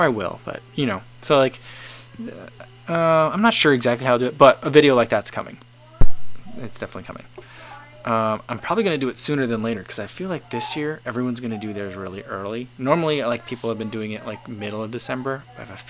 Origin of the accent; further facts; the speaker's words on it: United States; we're Americans.